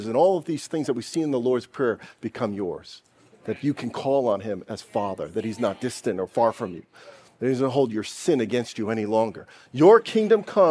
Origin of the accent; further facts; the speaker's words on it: United States; I'm an American.